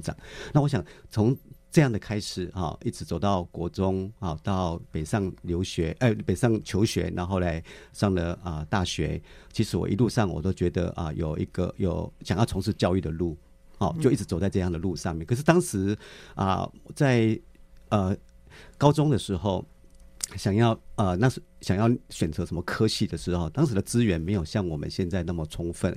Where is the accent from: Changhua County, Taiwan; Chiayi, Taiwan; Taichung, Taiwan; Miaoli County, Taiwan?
Miaoli County, Taiwan; 我是出生在，啊，苗栗的一个，啊，偏乡的 哦。啊，地方